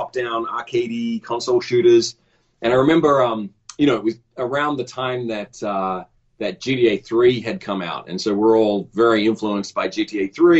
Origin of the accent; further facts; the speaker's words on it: Australia; moved away as an adult; also born or lived in Los Angeles, United States; I grew up in Australia and I kind of came up through the Australian game industry